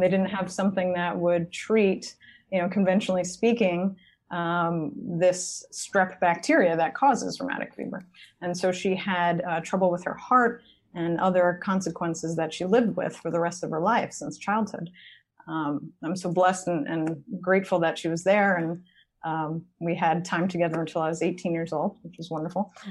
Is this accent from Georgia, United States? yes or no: no; Long Island, New York, United States; I grew up on Long Island.